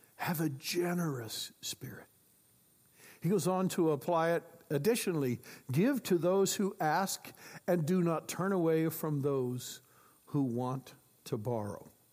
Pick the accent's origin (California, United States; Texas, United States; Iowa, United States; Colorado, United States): Iowa, United States; I grew up in Iowa